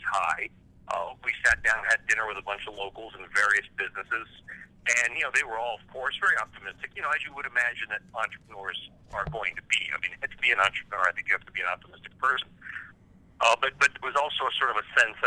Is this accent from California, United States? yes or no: yes; Southern California, United States; I grew up in Southern California.